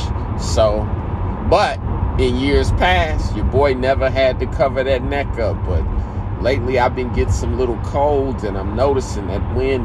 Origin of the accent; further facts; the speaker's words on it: Indianapolis, Indiana, United States; being from Indianapolis